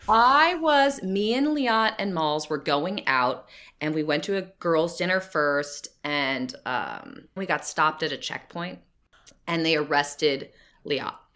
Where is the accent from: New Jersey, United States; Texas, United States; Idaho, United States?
New Jersey, United States; now in California, United States; growing up in New Jersey